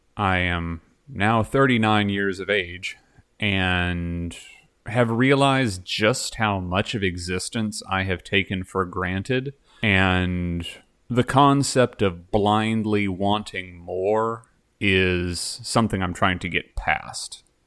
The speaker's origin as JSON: {"language": "English", "town": "Dallas", "region": "Texas", "country": "United States", "said": "I'm from Dallas."}